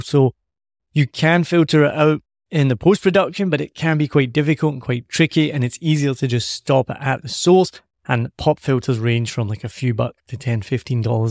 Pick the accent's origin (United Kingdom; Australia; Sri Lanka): United Kingdom; Scotland; me being Scottish